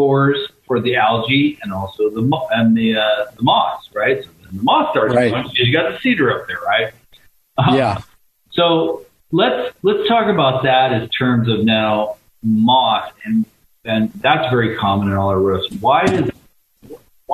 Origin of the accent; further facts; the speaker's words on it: Olympia, Washington, United States; where I grew up in Olympia, we had some beautiful cedar trees